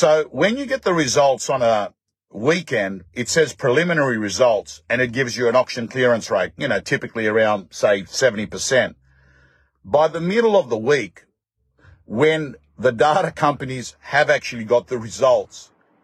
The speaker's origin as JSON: {"language": "English", "country": "Australia", "said": "I'm an Aussie"}